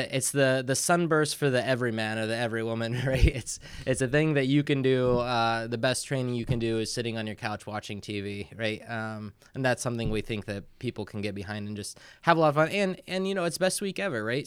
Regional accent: New Haven, Indiana, United States; moved away as an adult; now in South Bend, United States; I'm from the Fort Wayne area

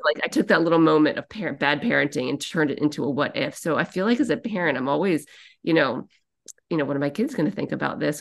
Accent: Annapolis, Maryland, United States; also born or lived in New Hampshire; now in Boston, United States; I live part-time in Boston and part-time in New Hampshire, but I'm actually from Annapolis, Maryland.

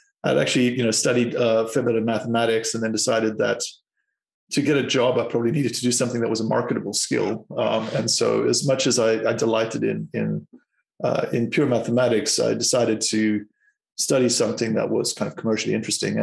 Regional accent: South Africa; moved away as an adult; also born or lived in Cape Town; I'm from South Africa

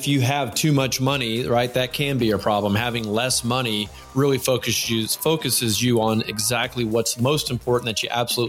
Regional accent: United States; I'm an American.

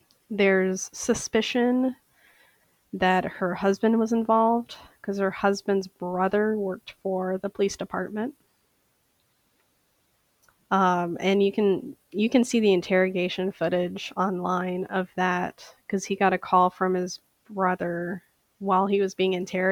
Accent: Bardstown, Kentucky, United States; now in St. Paul, United States; I come from a small town in Kentucky called Bardstown, Kentucky, that is known as the bourbon capital of the world.

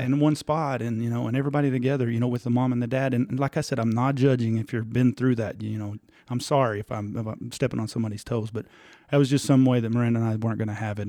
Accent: Tulia, Texas, United States; we're both from Tulia.

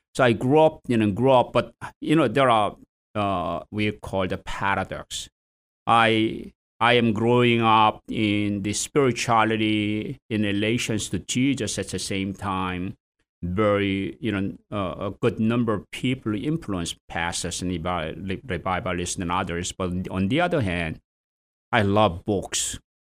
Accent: South Korea; moved away as an adult; also born or lived in England; now in Boston, United States; I was born in South Korea

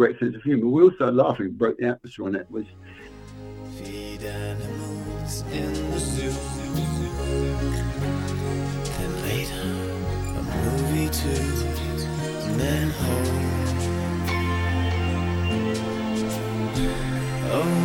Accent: England, United Kingdom; I grew up in England

